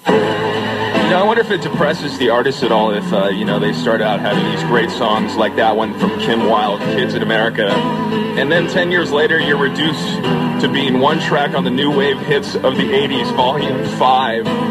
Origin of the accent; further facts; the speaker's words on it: Big Bear, California, United States; I grew up in Big Bear, very religious town